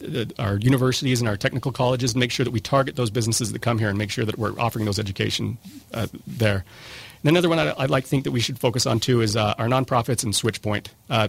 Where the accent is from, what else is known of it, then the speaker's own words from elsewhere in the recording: St. George, Utah, United States; I'm born and raised in St. George.